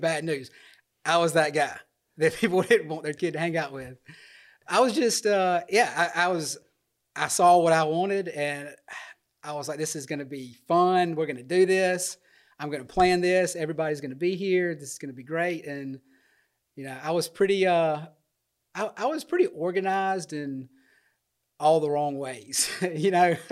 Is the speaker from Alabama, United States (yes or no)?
yes; Dothan, Alabama, United States; Born and raised in Dothan